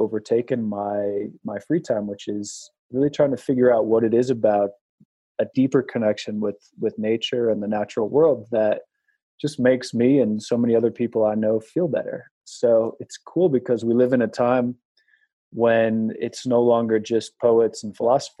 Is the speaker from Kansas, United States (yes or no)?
no; Wyoming, United States; moved away; also born or lived in New York City; I'm from a town in Wyoming with 11 people in it